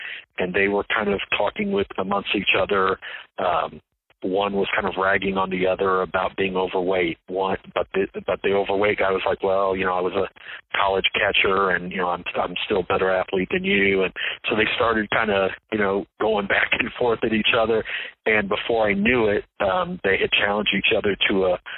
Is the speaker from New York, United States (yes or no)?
no; San Antonio, Texas, United States; also born or lived in Indiana; I grew up in San Antonio and went to Judson